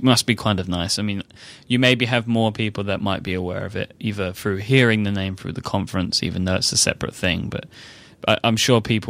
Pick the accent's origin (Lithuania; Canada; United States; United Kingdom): United Kingdom; I actually don't speak very well for a British person